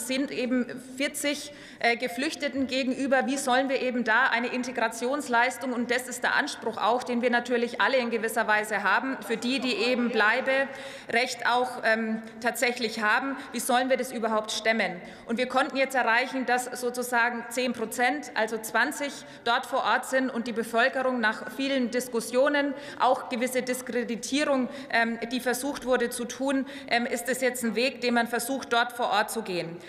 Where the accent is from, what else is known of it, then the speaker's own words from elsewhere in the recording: Upper Franconia, Bavaria, Germany; Bei uns in Oberfranken